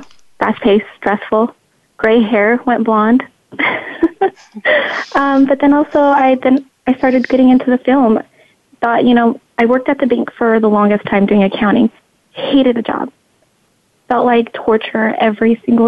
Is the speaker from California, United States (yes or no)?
no; Nebraska, United States; moved away; also born or lived in Reno, Nevada; I am originally from Nebraska, Reno, Nevada, as well.